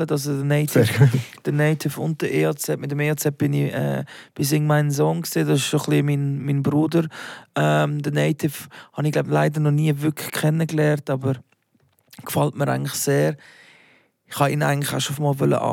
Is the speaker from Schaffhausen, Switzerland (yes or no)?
no; Basel, Basel-Stadt, Switzerland; accent: Baseldeutsch; now in Zürich, Switzerland; Also, wenn ich äh, in meiner alten Heimat bin, rede ich sicher mehr äh, Baseldeutsch als äh, wenn ich jetzt irgendwie mit dir bin.